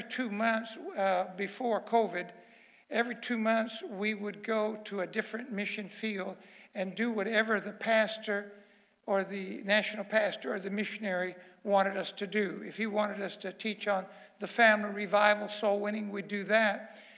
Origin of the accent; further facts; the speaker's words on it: Miami, Florida, United States; I was born in Miami, Florida, but my grandmother was born in Havana.